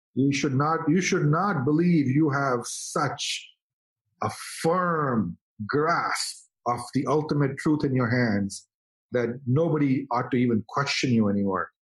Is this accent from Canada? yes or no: no; India; now in United States; as an Indian guy